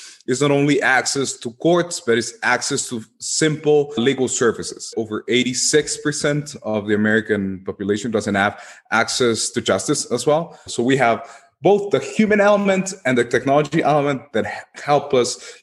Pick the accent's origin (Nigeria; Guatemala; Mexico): Guatemala; my home country where I come from, in Guatemala